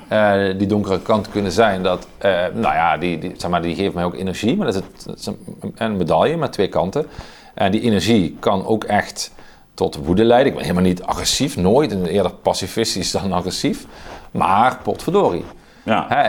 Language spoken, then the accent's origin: Dutch; Oostelijke Mijnstreek, Limburg, Netherlands; het dialect waar ik vandaan kom, in de oostelijke mijnstreek